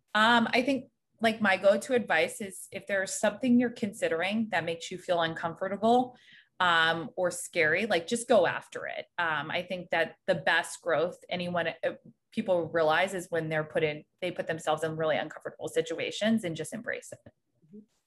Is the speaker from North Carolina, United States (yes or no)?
yes; just south of Raleigh, North Carolina, United States; moved away as an adult; now in New York, United States; I'm originally from North Carolina. I grew up just south of Raleigh